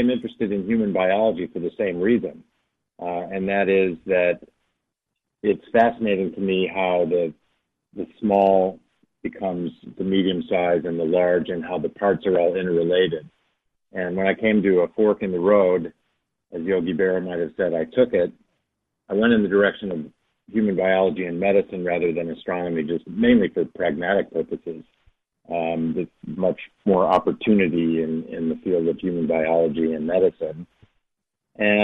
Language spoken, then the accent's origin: English; outside of Chicago, Illinois, United States; the home where I grew up outside of Chicago